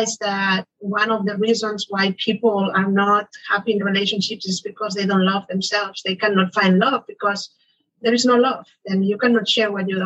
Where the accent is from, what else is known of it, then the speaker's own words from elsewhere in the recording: Barcelona, Catalonia, Spain; moved away as an adult; now in United States; I moved to the US. I am originally from Barcelona